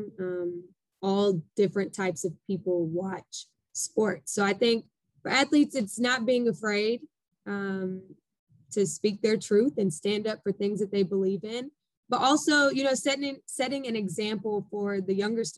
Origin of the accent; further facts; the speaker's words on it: Texas, United States; moved away; also born or lived in Arkansas; I'm from Texas, and Juneteenth has always been a huge celebration for us back at home